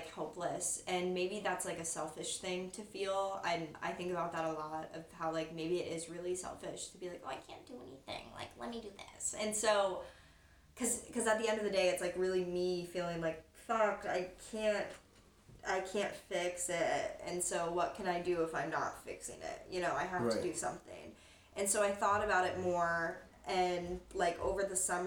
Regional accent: North Canton, Ohio, United States; also born or lived in Columbus, Ohio; I'm from North Canton, Ohio.

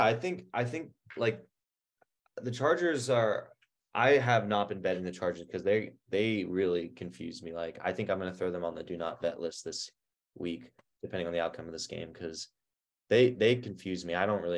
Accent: New Hampshire, United States; moved away; my home state, New Hampshire

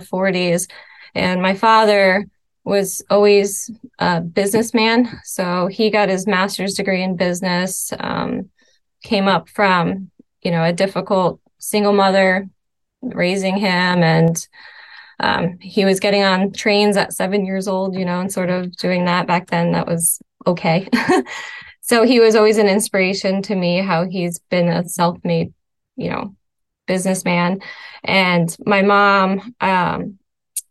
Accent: Spring Hill, Florida, United States; moved away as an adult; also born or lived in New York / Clarkson, Michigan; now in Clarkston, United States; I grew up in Florida

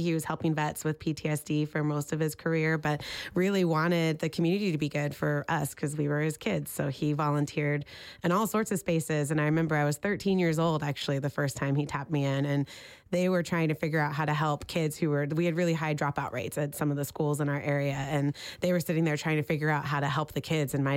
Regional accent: Oildale, California, United States; now in Sacramento, United States; I'm originally from Oildale, which is an unincorporated town in Kern County, north of Bakersfield

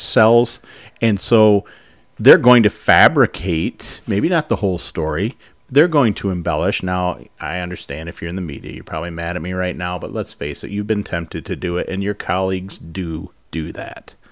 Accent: United States; as Americans

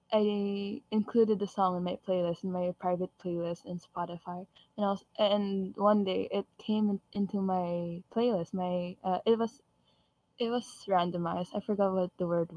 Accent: Philippines; I'm Filipino

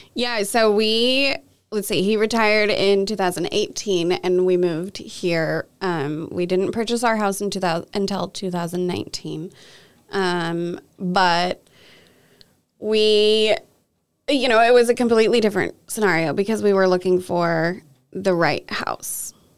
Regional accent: Kelso, Washington, United States; I grew up mostly here in Kelso, Washington

